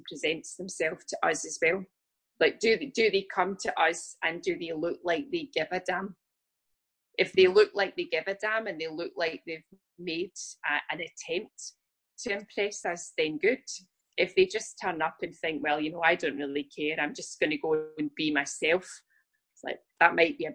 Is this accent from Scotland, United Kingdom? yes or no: yes; Scotland, United Kingdom; I'm from the UK, I'm from Scotland